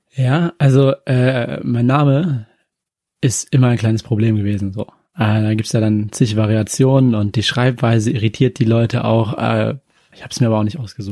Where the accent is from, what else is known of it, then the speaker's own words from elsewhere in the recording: Yemen; also born or lived in Japan; now in Germany; aus dem Jemen. Also, ich bin dort geboren worden.